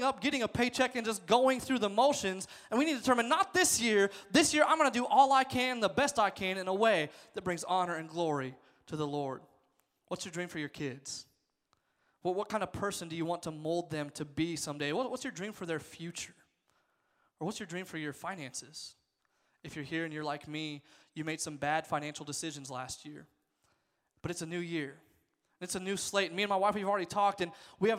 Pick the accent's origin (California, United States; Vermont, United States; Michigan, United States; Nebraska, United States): Nebraska, United States; I was born there. I was raised in Nebraska